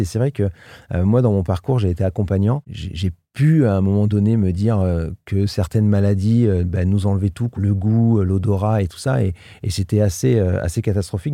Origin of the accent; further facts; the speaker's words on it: Limoges, Nouvelle-Aquitaine, France; moved away as an adult; also born or lived in England / Paris; now in Albi area, France; Je suis né à Limoges dans le 87, hein, dans le Limousin